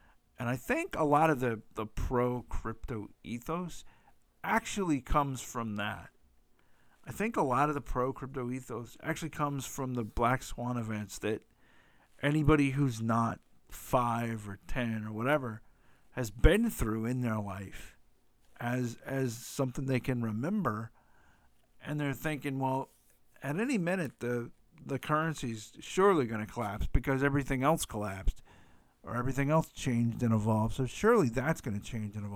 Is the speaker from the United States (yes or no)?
yes; United States; I am an American